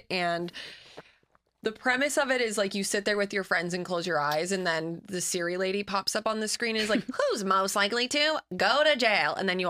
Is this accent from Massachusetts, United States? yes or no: yes; Massachusetts, United States; No, I'm not like, I'm from Massachusetts.